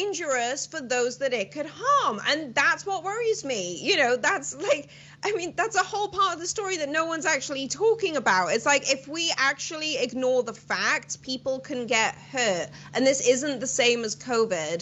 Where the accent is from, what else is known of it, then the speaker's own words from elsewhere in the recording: Welsh, Wales, United Kingdom; moved away; I'm Welsh.